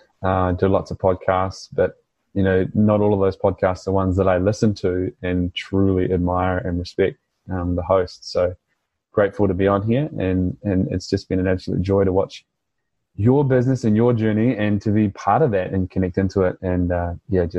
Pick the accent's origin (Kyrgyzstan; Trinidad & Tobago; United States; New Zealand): New Zealand; accent: New Zealand; now in Australia; my New Zealand accent